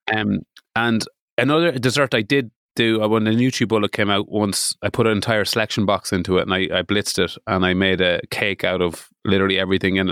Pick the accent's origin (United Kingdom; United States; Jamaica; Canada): United Kingdom; Midlands; I am from the Midlands